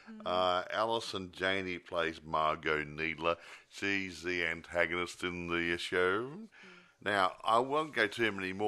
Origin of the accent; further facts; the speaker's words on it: Australia; I'm being an Australian